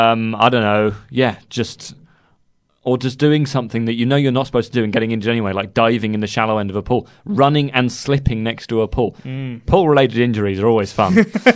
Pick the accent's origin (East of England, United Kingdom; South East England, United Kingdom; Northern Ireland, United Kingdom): South East England, United Kingdom; Guildford; the cathedral in Guildford, which is where I live. Oh, no, that's a terrible thing to say, isn't it? I'm from Guildford as well.